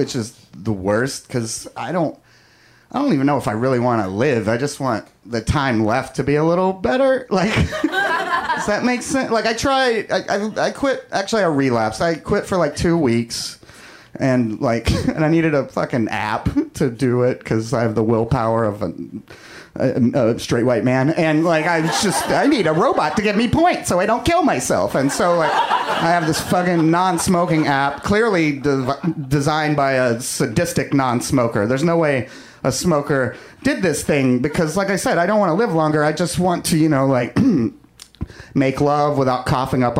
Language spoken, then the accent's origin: English; Kentucky, United States; now in Los Angeles, United States; growing up in Kentucky